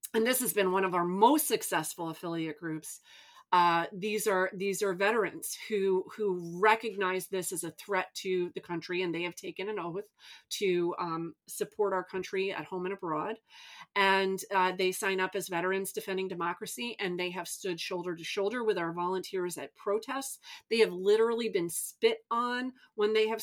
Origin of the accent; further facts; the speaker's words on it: New York, United States; I'm from New York